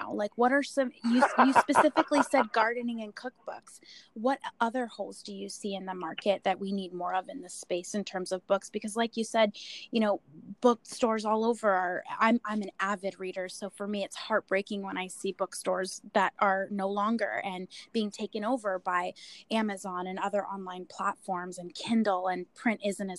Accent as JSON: {"language": "English", "town": "Portland", "region": "Oregon", "country": "United States", "said": "I'm from Portland, Oregon"}